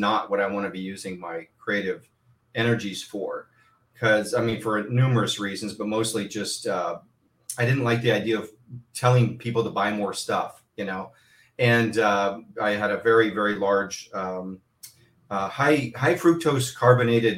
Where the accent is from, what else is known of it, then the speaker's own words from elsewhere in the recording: Southern California, United States; I grew up here in Southern California